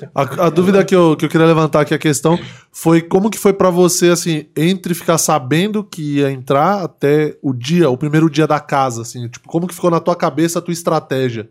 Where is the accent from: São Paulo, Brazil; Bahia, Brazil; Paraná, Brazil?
São Paulo, Brazil; Eu sou aqui de São Paulo